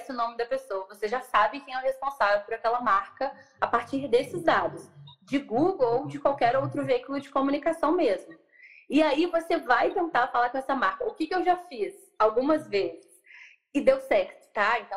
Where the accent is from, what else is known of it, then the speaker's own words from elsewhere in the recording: São Lourenço, Minas Gerais, Brazil; also born or lived in Juiz de Fora / Rio de Janeiro; eu sou de São Lourenço, eu sou do sul de Minas, eu sou do interior é, fiz faculdade primeiro, morei em Juiz de Fora, e depois fui para o Rio.